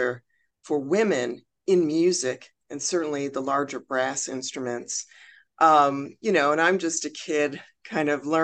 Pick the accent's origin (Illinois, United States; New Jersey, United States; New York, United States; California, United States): Illinois, United States; Chicago; I'm from Chicago